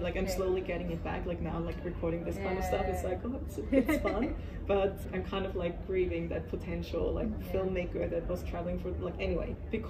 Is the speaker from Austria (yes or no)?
yes; Austria; we're both from Austria.